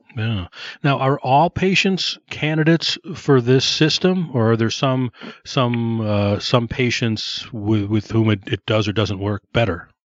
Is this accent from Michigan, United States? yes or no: no; Downers Grove, Illinois, United States; I went to Downers North